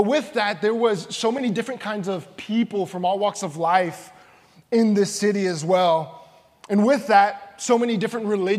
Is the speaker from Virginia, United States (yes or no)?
no; San Antonio, Texas, United States; I'm from the Alamo City, San Antonio, Texas